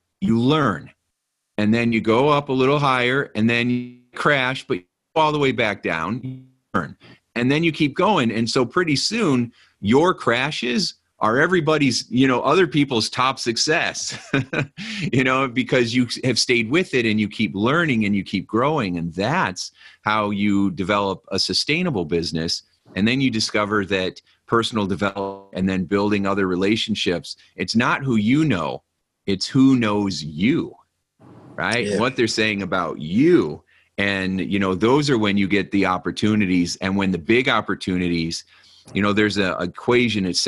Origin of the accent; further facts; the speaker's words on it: Hobart, Indiana, United States; also born or lived in Gary, Indiana; I grew up, my apartment I was telling you about was in Gary, Indiana. And then I grew up in Hobart, Indiana, which is right next to it.